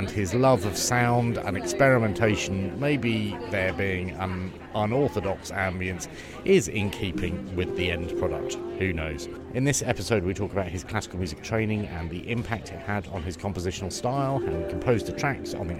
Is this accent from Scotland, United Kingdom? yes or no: no; London, United Kingdom; as a Londoner